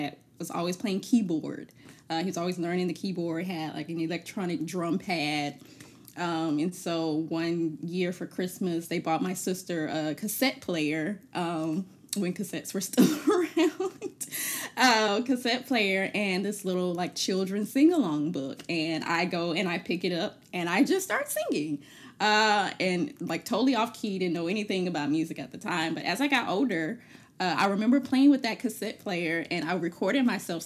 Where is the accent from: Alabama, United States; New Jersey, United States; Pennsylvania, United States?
Alabama, United States; Birmingham; also born or lived in Denton, Texas; now in Savannah, United States; I'm originally from Birmingham, Alabama, now living in Savannah, Georgia